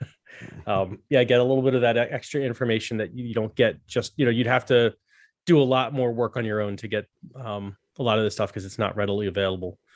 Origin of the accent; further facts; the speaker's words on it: United States; as an American